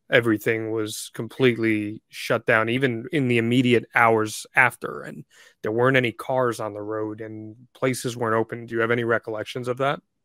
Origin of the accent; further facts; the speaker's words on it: New Jersey, United States; growing up in New Jersey